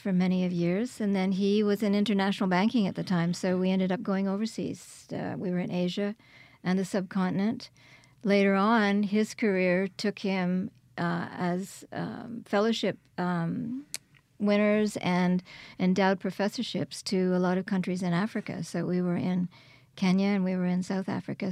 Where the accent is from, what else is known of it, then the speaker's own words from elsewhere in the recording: Quebec, Canada; moved away as an adult; also born or lived in Kingston, Ontario; now in Hattiesburg, United States; I was born in Kingston, Ontario, and raised in Quebec.